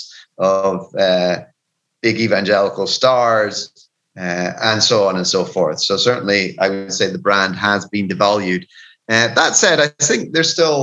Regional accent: Scotland, United Kingdom; now in Peru; being a Scottish cynic

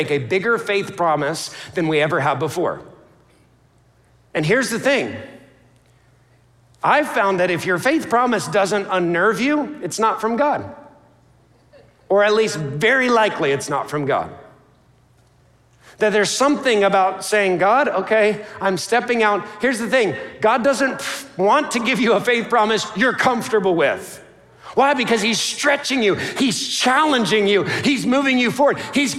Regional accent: New York, United States; My family hails from Alaska or Dunkirk, New York. I'm from the New York area.

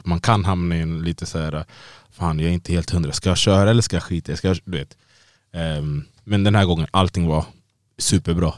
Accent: Sweden; moved away as an adult; now in Las Vegas, United States; jag är född och uppvuxen här i Sverige

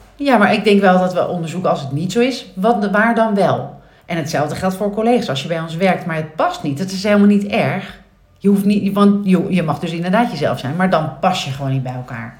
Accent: Nieuw-Vennep, North Holland, Netherlands; ben ik opgegroeid in Nieuw-Vennep

